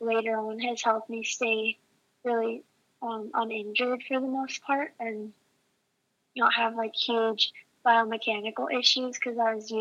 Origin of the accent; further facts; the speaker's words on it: Salt Lake City, Utah, United States; I'm from Salt Lake City